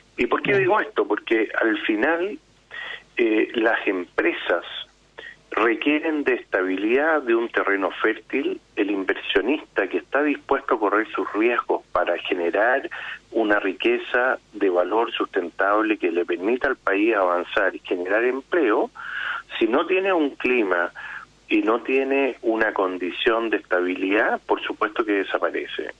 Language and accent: Spanish; Chile; somos todos los chilenos